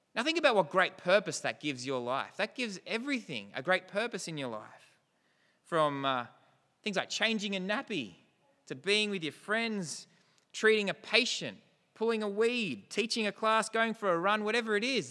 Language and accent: English; New South Welshman, New South Wales, Australia; We don't predominantly see ourselves as Australian, as New South Welshman